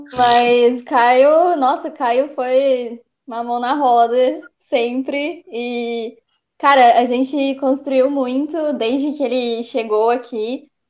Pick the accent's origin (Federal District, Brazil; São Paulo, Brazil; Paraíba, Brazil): São Paulo, Brazil; São Carlos; moved away as an adult; now in Ribeirão Preto, Brazil; eu moro em Ribeirão Preto, né? Eu sou de São Carlos, mas eu moro lá